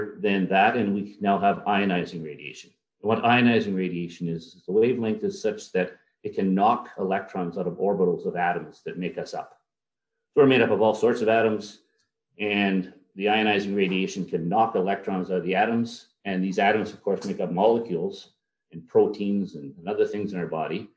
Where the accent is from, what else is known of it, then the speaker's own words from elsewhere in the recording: Elliott Lake, Ontario, Canada; also born or lived in Ottawa / Chalk River / Hamilton / Sudbury; I grew up in a town called Elliott Lake